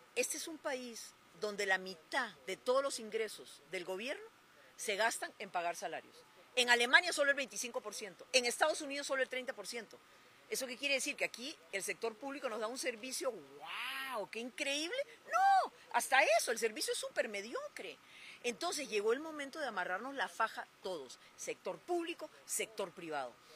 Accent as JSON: {"language": "Spanish", "country": "Costa Rica", "said": "como costarricenses"}